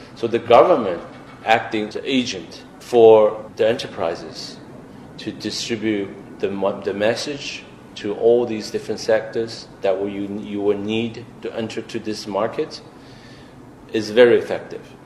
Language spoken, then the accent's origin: English; Shanghai, China; moved away; I'm Shanghainese myself